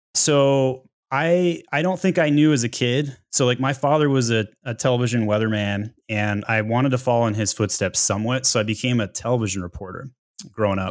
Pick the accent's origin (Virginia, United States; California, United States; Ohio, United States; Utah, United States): Utah, United States; now in Atlanta, United States; I grew up in Utah, uh, Weber State Wildcats